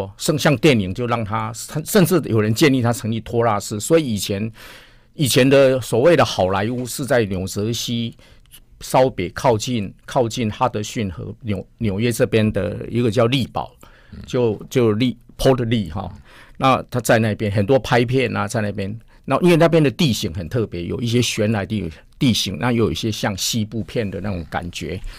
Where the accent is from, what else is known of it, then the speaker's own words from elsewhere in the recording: Taiwan; 听说我们是从台湾来追爱迪生，他很感动。